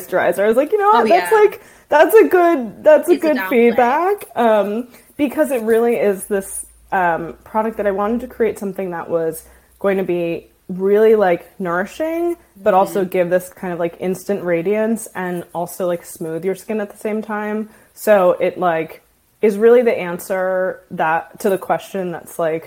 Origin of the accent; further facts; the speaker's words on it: Washington, District of Columbia, United States; I grew up in Washington, D.C.